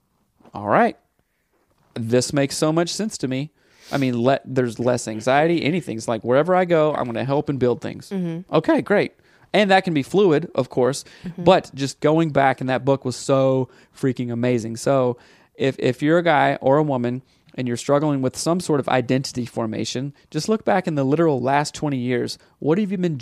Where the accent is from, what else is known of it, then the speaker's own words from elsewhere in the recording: the Bible Belt, United States; growing up in the Bible Belt